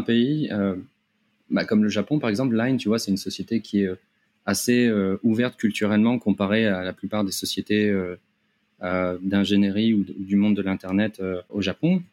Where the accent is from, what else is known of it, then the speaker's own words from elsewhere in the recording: Paris, Île-de-France, France; moved away as an adult; also born or lived in Japan; now in Thailand; je viens de, Paris, de la région parisienne, où j'ai travaillé euh, on va dire une, petite dizaine d'années